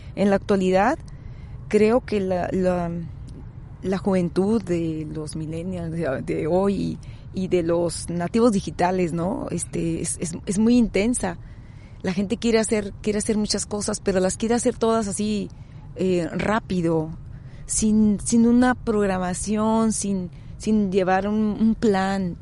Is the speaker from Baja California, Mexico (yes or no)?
yes; Tijuana, Baja California, Mexico; Yo soy nativa de la ciudad de Tijuana